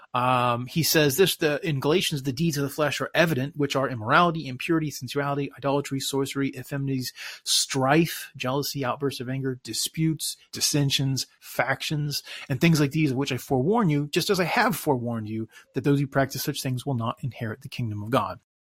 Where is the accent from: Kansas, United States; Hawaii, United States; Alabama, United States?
Kansas, United States; Topeka; I grew up in Topeka, Kansas